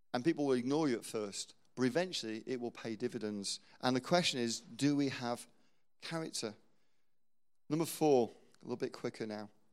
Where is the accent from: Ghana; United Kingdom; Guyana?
United Kingdom; England; we're English